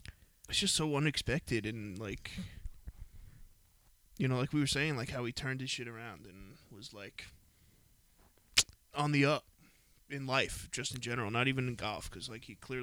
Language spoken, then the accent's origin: English; New York, United States; being from New York